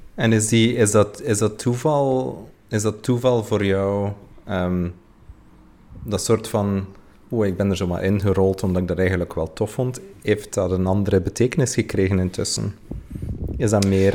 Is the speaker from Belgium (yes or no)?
yes; West Flanders, Belgium; ik ben misschien uit West-Vlaanderen